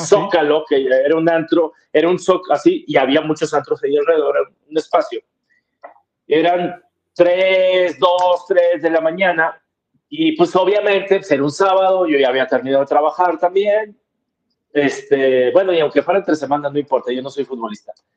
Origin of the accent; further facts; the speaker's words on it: Monterrey, Nuevo León, Mexico; yo siempre he sido de Monterrey, nací en Monterrey, viví en Monterrey